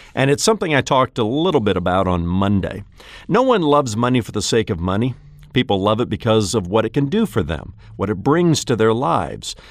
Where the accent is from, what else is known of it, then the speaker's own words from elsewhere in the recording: United States; I'm an American, not an Americant